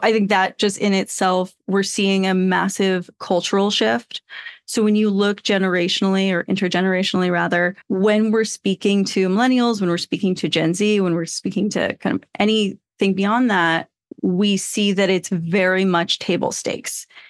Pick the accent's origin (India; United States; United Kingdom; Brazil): United States; Flagstaff, Arizona; moved away; also born or lived in Portland, Oregon; I grew up in Flagstaff, Arizona, and then I also grew up in Portland, Oregon